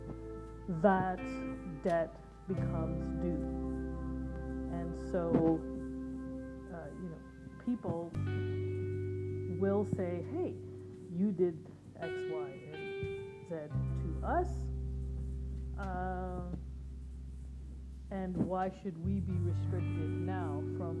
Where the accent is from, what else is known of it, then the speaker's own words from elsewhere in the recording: India; now in North America; being an Indian person, living in North America